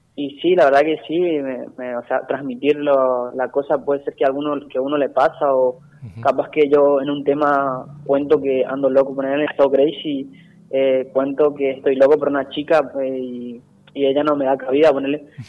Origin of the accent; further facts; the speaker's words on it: Itatí, Corrientes, Argentina; mi pueblo